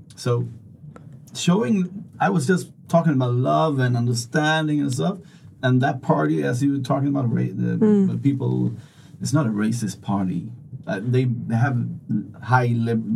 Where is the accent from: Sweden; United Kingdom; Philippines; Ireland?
Sweden; I'm from Sweden